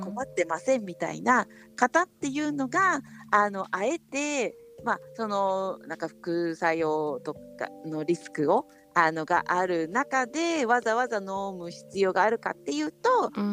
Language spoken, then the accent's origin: Japanese; Japan; 日本で生まれ育ってる私たち